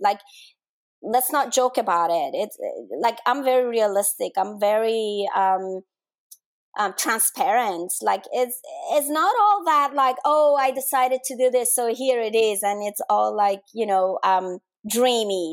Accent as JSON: {"language": "English", "country": "Denmark", "tie": "born or raised there", "moved": "yes", "said": "I grew up in Denmark"}